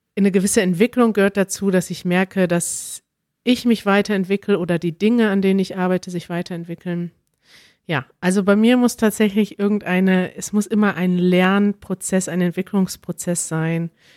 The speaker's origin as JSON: {"language": "German", "country": "Germany", "said": "als Deutscher"}